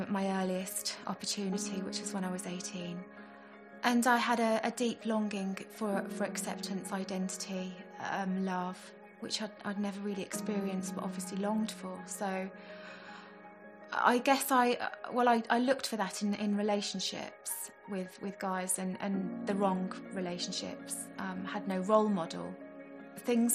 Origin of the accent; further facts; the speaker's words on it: Staffordshire, West Midlands, United Kingdom; I grew up in Staffordshire.